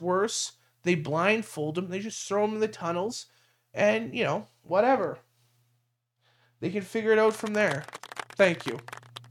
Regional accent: Canada; I'm Canadian

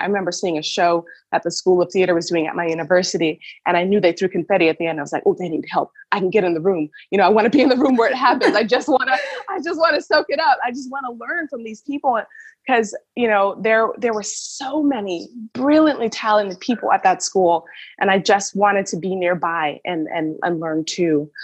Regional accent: Miami, Florida, United States; moved away as an adult; now in Berlin, Germany; I grew up in Miami

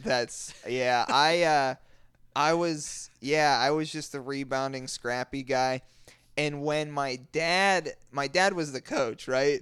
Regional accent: Western Pennsylvania, United States; we're from Western Pennsylvania, the show tapes in Pittsburgh.

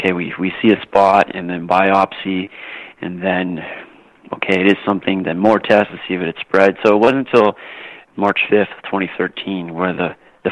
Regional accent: Canada; when I was younger, growing up in Canada, as every Canadian boy does, you play hockey

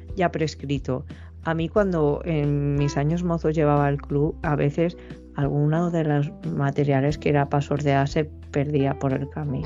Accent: Valencia, Valencian Community, Spain; de dónde soy, soy de Valencia

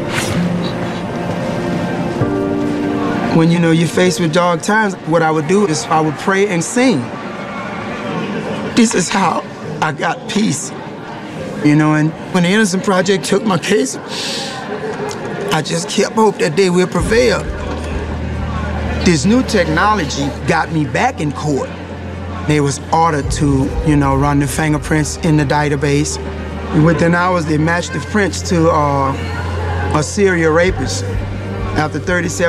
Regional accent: Louisiana, United States; I'm from Louisiana

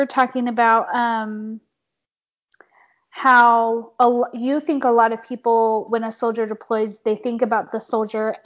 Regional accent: Carlsbad, California, United States; I grew up in Carlsbad, which is right by Camp Pendleton

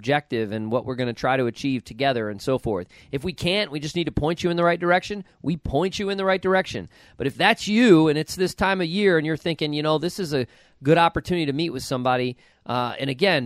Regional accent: Buffalo, New York, United States; I grew up near Buffalo.

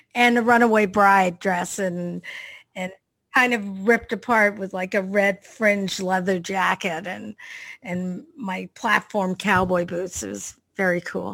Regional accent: Canada; I'm a Canadian girl from Canada, but my parents were British

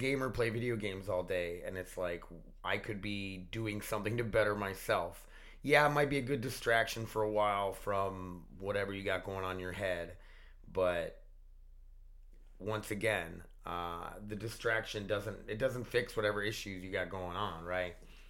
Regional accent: Connecticut, United States; I'm from Connecticut.

